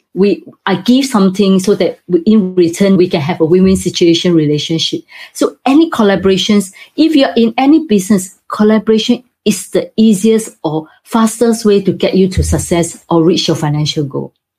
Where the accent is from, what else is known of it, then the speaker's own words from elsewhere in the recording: Singapore; now in United Kingdom; Originally, I'm from Singapore, but now I have moved to UK.